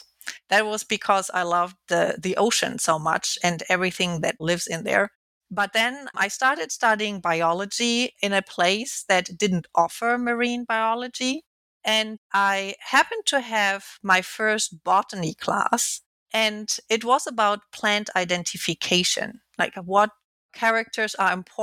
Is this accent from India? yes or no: no; Alfeld, Lower Saxony, Germany; moved away; also born or lived in Kiel, Germany; I was born in Kiel, which is located at the Baltic Sea. And then I grew up in Lower Saxony